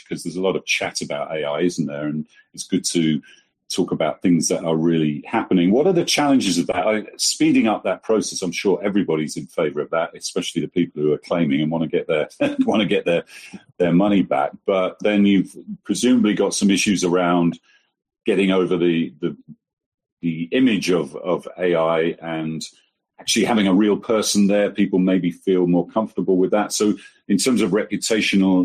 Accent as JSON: {"language": "English", "town": "Folkestone", "region": "South East England", "country": "United Kingdom", "tie": "born or raised there", "moved": "yes", "said": "10 miles from where I was brought up in Folkestone"}